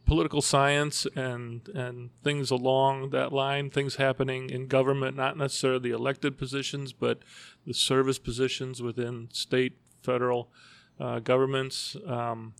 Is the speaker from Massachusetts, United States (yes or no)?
no; Evergreen Park, Illinois, United States; I actually grew up in Evergreen Park, uh, down near Oak Lawn